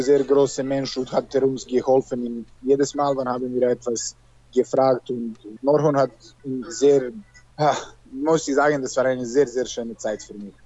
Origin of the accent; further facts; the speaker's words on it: Serbia; German is a second language; moved away as an adult; also born or lived in Germany; now in Belarus; ich komme aus Serbien